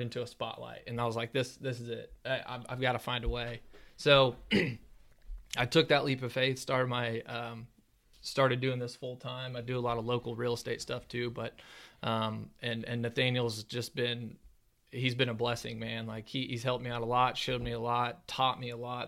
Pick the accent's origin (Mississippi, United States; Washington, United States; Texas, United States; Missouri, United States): Missouri, United States; Ozark; I'm from Ozark here, just south of Springfield